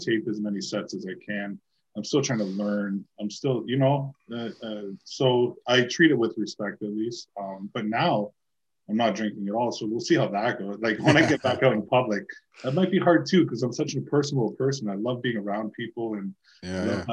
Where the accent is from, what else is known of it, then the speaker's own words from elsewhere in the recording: Toronto, Ontario, Canada; moved away; I grew up in Toronto